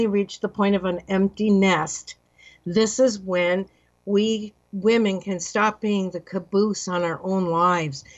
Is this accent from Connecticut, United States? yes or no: no; Minnesota, United States; born or raised there; moved away as an adult; now in Virginia Beach, United States